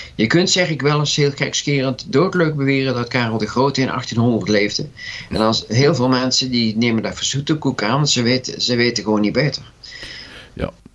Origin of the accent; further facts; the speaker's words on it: Breda, North Brabant, Netherlands; moved away as an adult; also born or lived in 's-Hertogenbosch, Netherlands; now in The Hague, Netherlands; Breda natuurlijk, dat is mijn geboortestad.